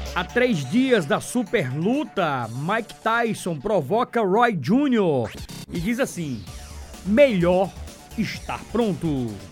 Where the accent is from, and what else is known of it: Paraíba, Brazil